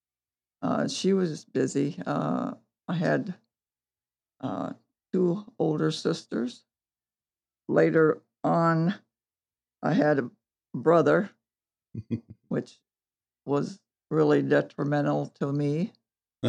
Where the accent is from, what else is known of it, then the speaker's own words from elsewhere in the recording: Montpelier, Ohio, United States; now in Cicero, United States; I was born in Montpelier, Ohio, in town, which was unusual